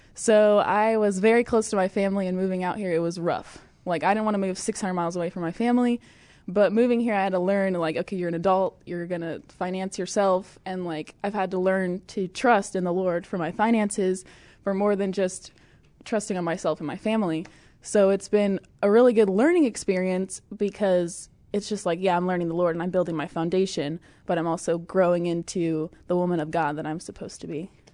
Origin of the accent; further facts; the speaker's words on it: Fairbury, Illinois, United States; moved away as an adult; now in Oklahoma, United States; I'm originally from Fairbury, Illinois